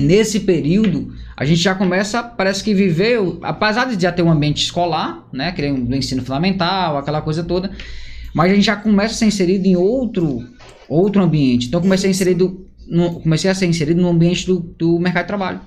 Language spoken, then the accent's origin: Portuguese; Parnaíba, Piauí, Brazil; Sou de Parnaíba. É, nasci em Parnaíba